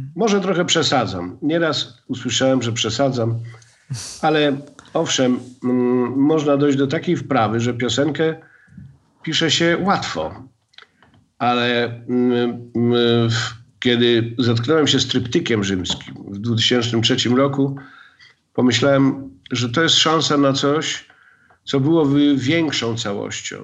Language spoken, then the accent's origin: Polish; Gliwice, Silesian Voivodeship, Poland; ja jestem z Gliwic. E, e, I wychowałem się w zupełnie innej tradycji